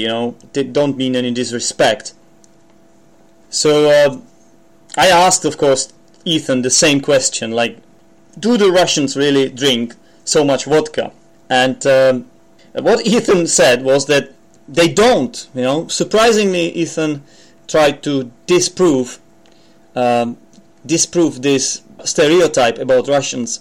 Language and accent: English; Czechia; accent: Czech; English is a second language; I'm not a native speaker. I'm from the Czech Republic